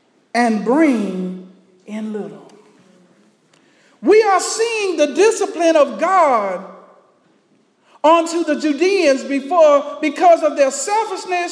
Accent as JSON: {"language": "English", "region": "Texas", "country": "United States", "tie": "born or raised there", "said": "growing up in Texas. As a little boy, I would be out in the fields working with my dad"}